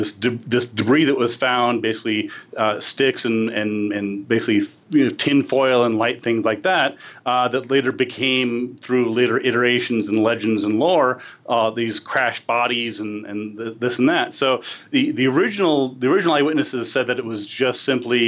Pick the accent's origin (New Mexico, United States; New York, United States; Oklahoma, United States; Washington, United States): New Mexico, United States; New Mexico, which is in my home state in the northern part.